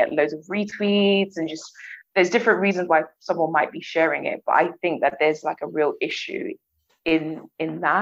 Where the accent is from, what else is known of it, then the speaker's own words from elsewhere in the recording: London, United Kingdom; I come from Southwest London